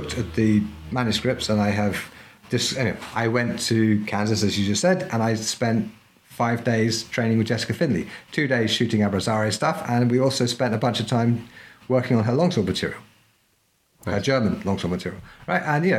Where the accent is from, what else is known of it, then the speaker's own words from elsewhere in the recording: Peru; And the thing is, I grew up partly in Peru, so I speak Spanish.